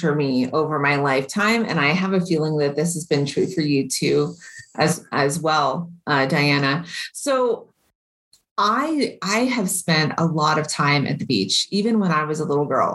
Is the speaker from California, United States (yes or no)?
yes; California, United States; I grew up in California